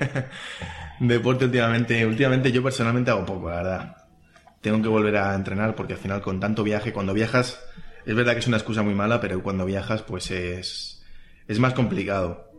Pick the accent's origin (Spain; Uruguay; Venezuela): Spain; los que somos españoles